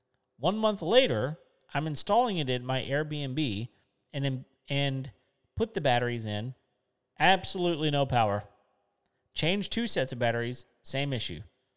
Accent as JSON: {"language": "English", "country": "Australia", "said": "Being an Aussie, I will. I've had one."}